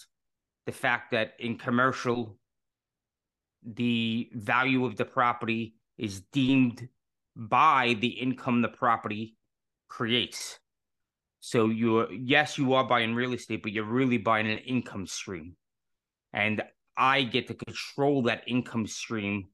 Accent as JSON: {"language": "English", "town": "New York City", "region": "New York", "country": "United States", "tie": "born or raised there", "moved": "as an adult", "said": "I was born and raised in New York City."}